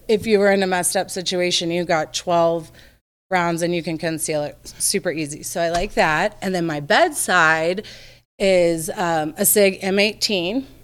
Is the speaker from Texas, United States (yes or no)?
yes; Texas, United States; moved away; I'm from the South, so I feel like I'm pretty much typical Texas Southern girl